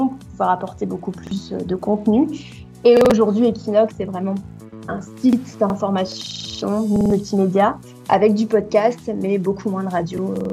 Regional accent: Troyes, Grand Est, France; moi, je viens de Troyes, hein, c'est une petite ville euh, très mignonne, avec ses petite maison en colombage.

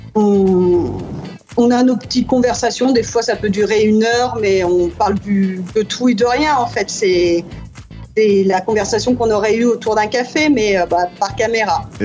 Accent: France; accent: French; moved away as an adult; now in New York, United States

